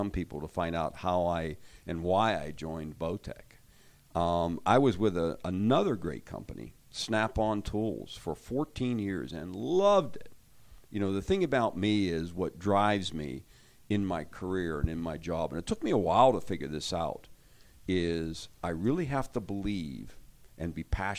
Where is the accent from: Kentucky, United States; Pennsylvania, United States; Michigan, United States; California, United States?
Pennsylvania, United States; I actually grew up hunting in Pennsylvania